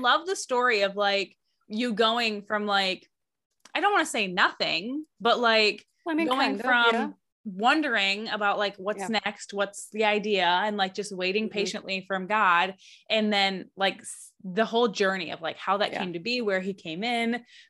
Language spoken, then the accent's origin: English; Michigan, United States; moved away as an adult; now in Alaska, United States; I was born and raised in Michigan for, I've been in Alaska now officially more than half of my life, but, my roots are still there.